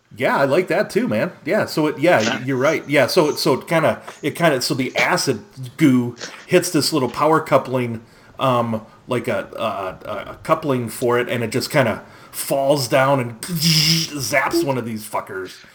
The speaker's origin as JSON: {"language": "English", "region": "Minnesota", "country": "United States", "said": "I'm from Minnesota"}